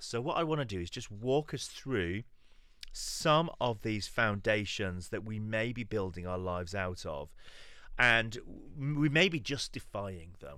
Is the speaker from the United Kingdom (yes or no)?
yes; London, United Kingdom; I'm from East London. I lead a church over here in East London